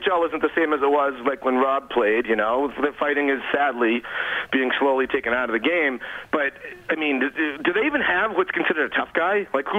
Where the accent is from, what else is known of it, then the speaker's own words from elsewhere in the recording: Boston, Massachusetts, United States; I'm from Boston.